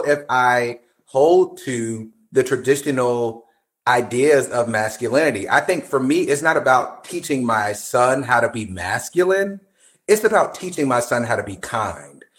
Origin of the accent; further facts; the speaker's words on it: New Jersey, United States; I'm from Jersey.